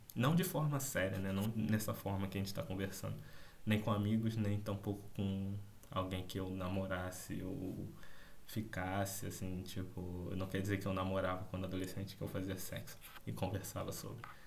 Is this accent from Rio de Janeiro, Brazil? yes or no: yes; Rio de Janeiro, Brazil; accent: carioca; esse sotaque carioca